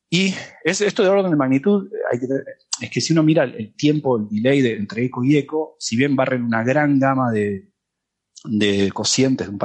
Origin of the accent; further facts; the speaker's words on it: Germany; Spanish is a second language; es que, es que obviamente yo soy alemán y...